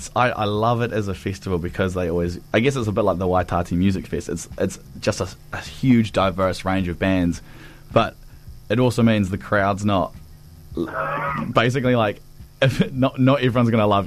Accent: Cromwell, Otago, New Zealand; born or raised there

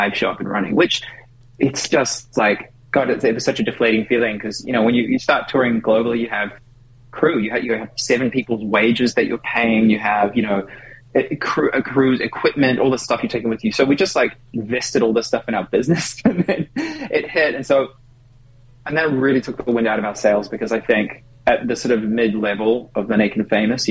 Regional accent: New Zealand; moved away as an adult; also born or lived in Auckland; now in United States; being a New Zealander

